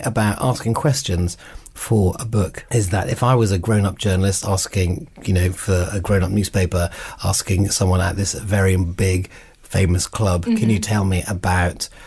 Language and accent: English; Scotland, United Kingdom; moved away; I grew up in Scotland, so my local team near where I used to live is Heart of Midlothian